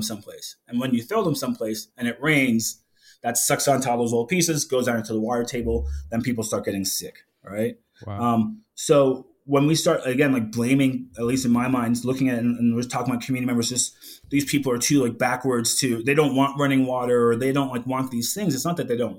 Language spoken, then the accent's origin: English; New York City, New York, United States; moved away; growing up in New York City